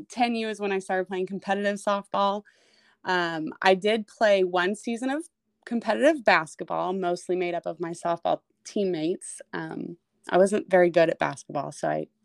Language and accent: English; Blue Springs, Missouri, United States; I grew up just outside of Kansas City, Missouri, in Blue Springs